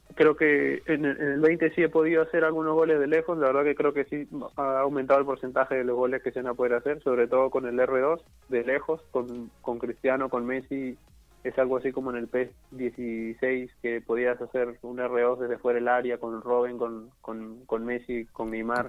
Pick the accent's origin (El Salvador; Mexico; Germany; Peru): Peru; Hemos ido como seis peruanos, seis peruanos hemos viajado a Chile